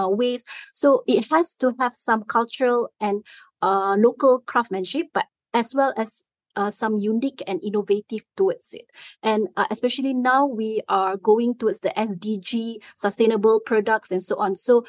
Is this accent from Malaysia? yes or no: yes; Malaysia; as a Malaysian